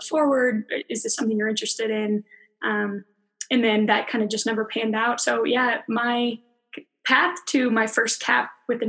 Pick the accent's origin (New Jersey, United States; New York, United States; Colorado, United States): Colorado, United States; Littleton; I grew up in Littleton, Colorado. Played here my whole life